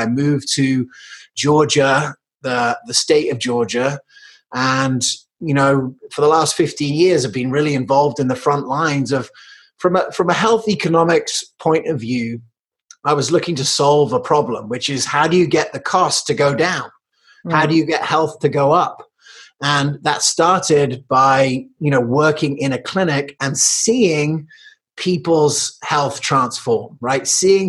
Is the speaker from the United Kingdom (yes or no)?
yes; England, United Kingdom; also born or lived in United States / South Africa; it's because I was born in Colorado, but I grew up in England and South Africa.